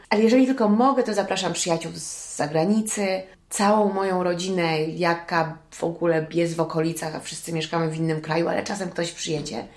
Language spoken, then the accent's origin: Polish; United States; now in Poland; wychowałam się w Stanach